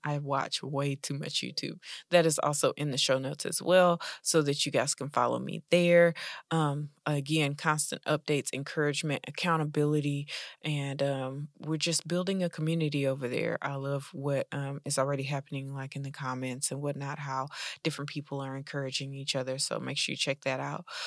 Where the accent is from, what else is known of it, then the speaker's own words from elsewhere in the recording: United States; I'm an American Black lady